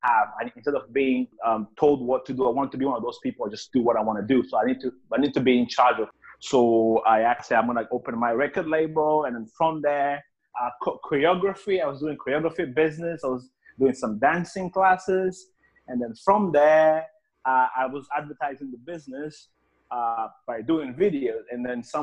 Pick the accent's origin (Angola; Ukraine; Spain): Angola; moved away as an adult; now in London, United Kingdom; I was actually born in Angola, that's in Africa, and I left the country when I was 18 years old, and I came here to the UK